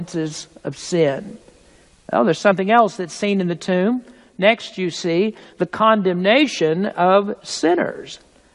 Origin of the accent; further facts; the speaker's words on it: United States; being American